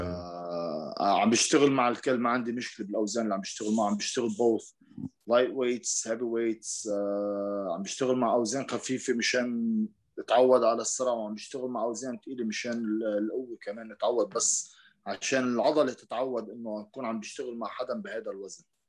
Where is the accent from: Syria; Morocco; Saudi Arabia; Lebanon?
Lebanon; عندنا بلبنان